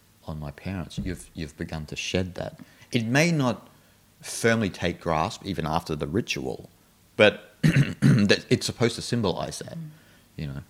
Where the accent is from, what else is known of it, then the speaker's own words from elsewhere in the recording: Australia; I'm Australian